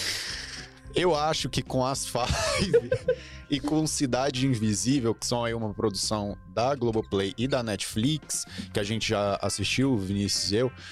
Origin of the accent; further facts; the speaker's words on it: Brasília, Federal District, Brazil; a gente, todo brasiliense, é um goiano